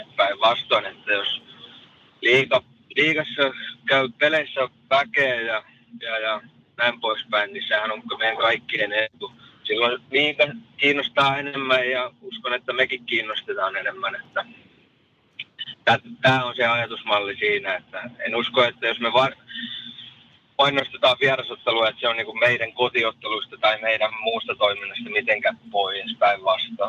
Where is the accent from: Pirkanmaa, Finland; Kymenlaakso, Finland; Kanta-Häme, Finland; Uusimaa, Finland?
Pirkanmaa, Finland; Tampere; synnyin tuolla Taussissa eräisenä toukokuisena päivänä